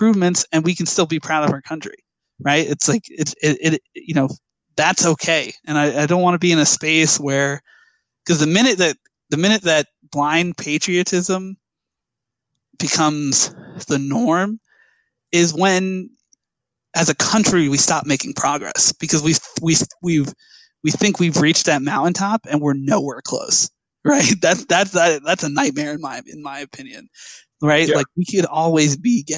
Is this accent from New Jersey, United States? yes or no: yes; New Jersey, United States; I grew up here. I was born here. You know, I love my home state of New Jersey